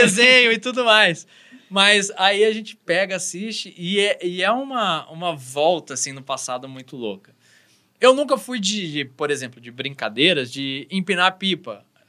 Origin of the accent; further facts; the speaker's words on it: São Paulo, Brazil; eu sou de São Paulo